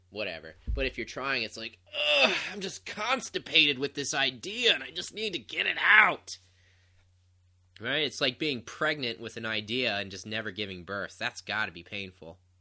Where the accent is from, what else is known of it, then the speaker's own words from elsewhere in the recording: Ohio, United States; moved away as an adult; left my hometown of Ohio